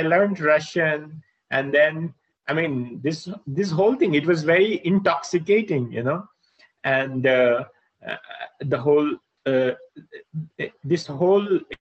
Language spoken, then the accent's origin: English; Bihar, India; moved away; also born or lived in Moscow; when I was growing up in Bihar